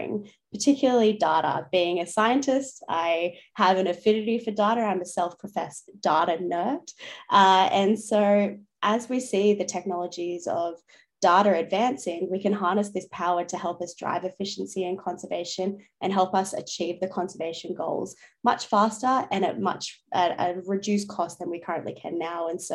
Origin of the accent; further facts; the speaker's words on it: Newcastle, New South Wales, Australia; moved away as an adult; now in Sydney, Australia; I grew up in Newcastle, New South Wales. So I'm currently living in Sydney